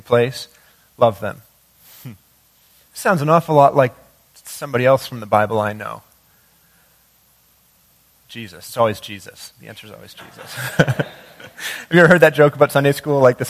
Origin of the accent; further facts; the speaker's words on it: Maine, United States; now in Rochester, United States; growing up in Maine